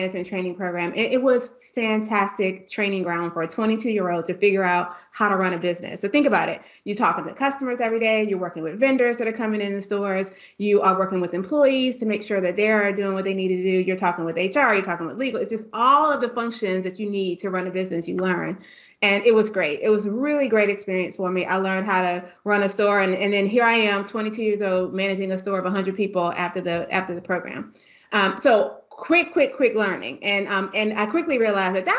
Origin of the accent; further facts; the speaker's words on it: Washington, District of Columbia, United States; moved away as an adult; also born or lived in Tallahassee, Florida; I'm born and raised in Washington, D.C. to Kenyan immigrant parents